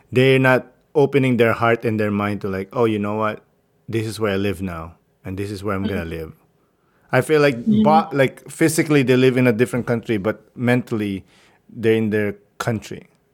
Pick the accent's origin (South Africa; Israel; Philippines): Philippines; now in Canada; I'm Filipino-Canadian. You know, like, mm-hmm. I could be I'm from the Philippines. And I am also a Canadian.